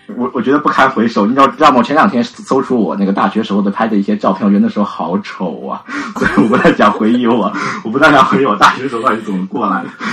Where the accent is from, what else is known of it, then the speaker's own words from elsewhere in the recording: Yangzhou, Jiangsu, China; moved away as an adult; now in Shanghai, China; 我是扬州人，对，我还是想离家近一点